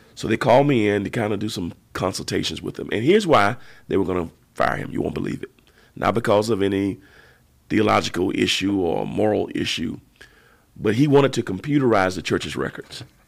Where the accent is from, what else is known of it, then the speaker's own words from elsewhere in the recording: Georgia, United States; we were boy preachers together growing up in Georgia